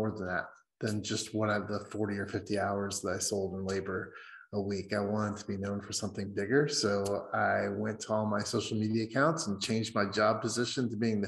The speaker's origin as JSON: {"language": "English", "region": "Indiana", "country": "United States", "moved": "yes", "lives_now": "Seattle, United States", "said": "I'm originally from Indiana, from the West, but I'm currently based out of Seattle"}